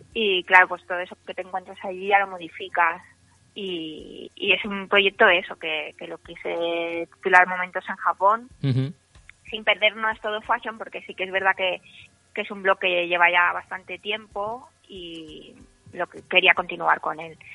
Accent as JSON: {"language": "Spanish", "area": "Mallorca", "region": "Balearic Islands", "country": "Spain", "said": "nosotros venimos de una isla de Mallorca"}